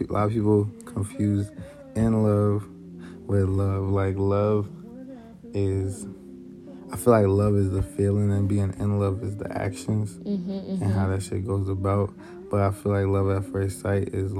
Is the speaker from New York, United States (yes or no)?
yes; New York City, New York, United States; moved away; I'm from Queens, New York. I just got out here